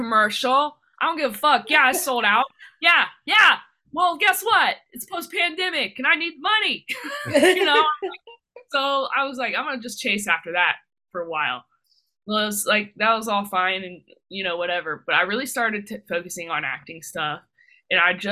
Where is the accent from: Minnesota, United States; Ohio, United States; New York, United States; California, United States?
Ohio, United States; Dayton; I'm from Dayton, Ohio